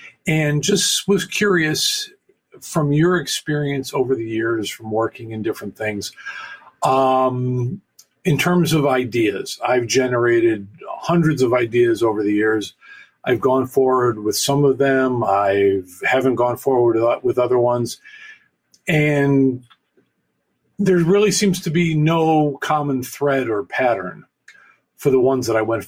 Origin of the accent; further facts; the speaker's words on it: Buffalo, New York, United States; now in Allentown, United States; I'm calling from Allentown, Pennsylvania. I'm originally from Buffalo, New York.